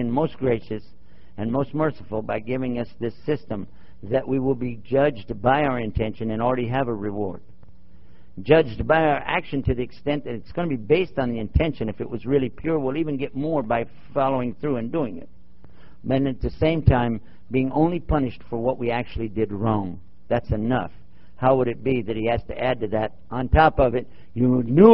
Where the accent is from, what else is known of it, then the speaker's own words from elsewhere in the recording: Texas, United States; as we say in Texas